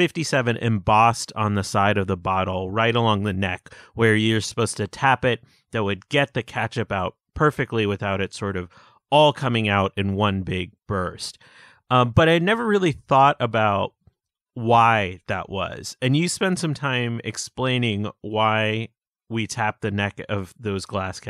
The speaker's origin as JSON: {"language": "English", "town": "Pittsburgh", "region": "Pennsylvania", "country": "United States", "tie": "born or raised there", "moved": "yes", "said": "I'm originally from Pittsburgh, Pennsylvania"}